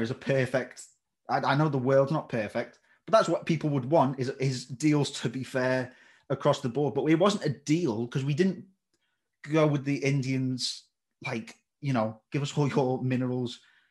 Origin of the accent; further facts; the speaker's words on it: United Kingdom; that's me talking as a Brit.